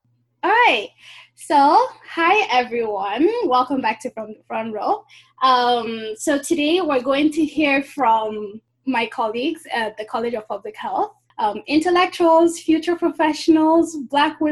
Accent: Nigeria; now in Iowa City, United States; I'm also from Nigeria

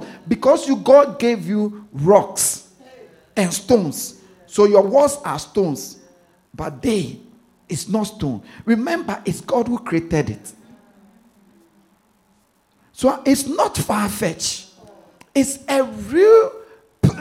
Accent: Ghana; now in London, United Kingdom; I'm from Ghana. I'm from a city in Ghana. I was born in the city. My village is in the city

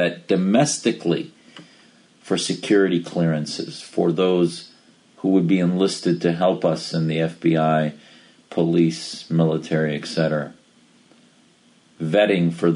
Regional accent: United States; as an American

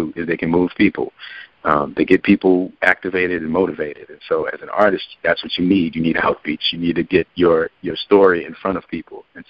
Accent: New Orleans, Louisiana, United States; now in Atlanta, United States; my hometown, New Orleans

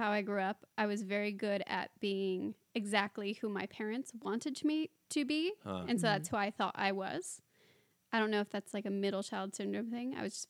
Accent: San Diego, California, United States; moved away

